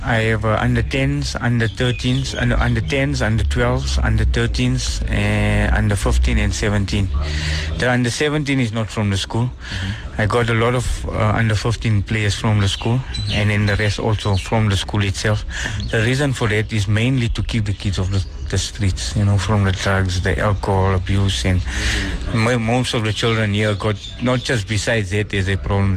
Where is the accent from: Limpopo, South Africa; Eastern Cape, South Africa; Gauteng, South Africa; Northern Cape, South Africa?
Gauteng, South Africa; Benoni; I'm from Actonville, but I stay outside of Actonville now